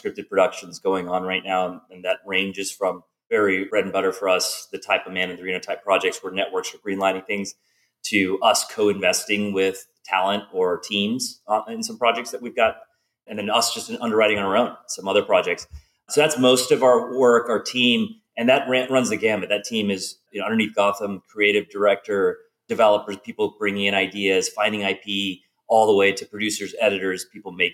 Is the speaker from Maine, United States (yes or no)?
no; Houston, Texas, United States; I grew up in Houston in Texas